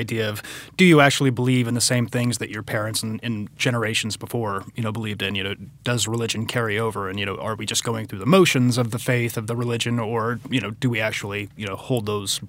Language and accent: English; Nebraska, United States; I would definitely say yes.